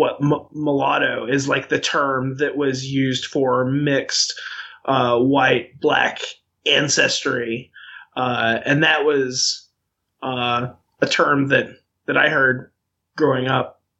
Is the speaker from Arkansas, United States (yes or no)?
yes; Arkansas, United States; where I grew up in Arkansas